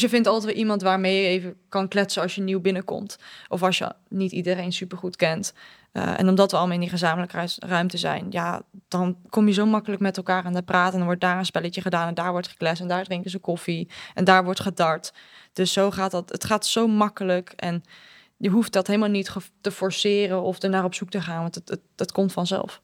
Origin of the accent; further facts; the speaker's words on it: Netherlands; moved away as an adult; now in England; ik kom uit Nederland